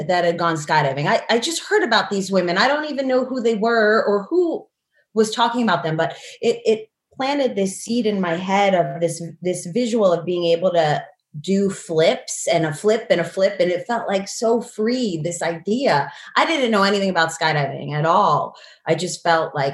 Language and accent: English; outside of New York City, United States; I grew up outside of New York City